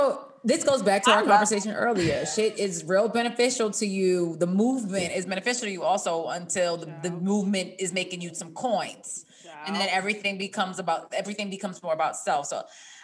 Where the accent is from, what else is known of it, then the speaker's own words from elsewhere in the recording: Baltimore, Maryland, United States; I was just home this weekend. I'm from Baltimore.